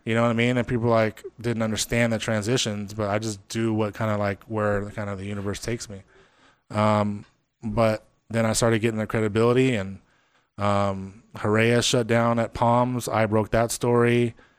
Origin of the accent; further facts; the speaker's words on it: Las Vegas, Nevada, United States; I'm from Vegas